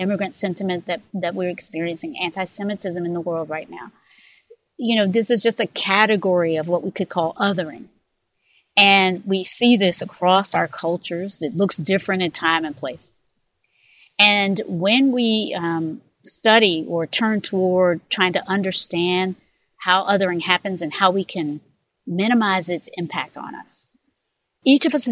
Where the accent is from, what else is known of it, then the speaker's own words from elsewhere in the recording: North Carolina, United States; I was born in North Carolina myself, born in a community that was shaped by segregation